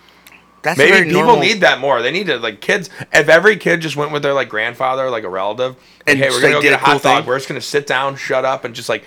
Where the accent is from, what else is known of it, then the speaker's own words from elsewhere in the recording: Cleveland, Ohio, United States; I grew up in Old Brooklyn.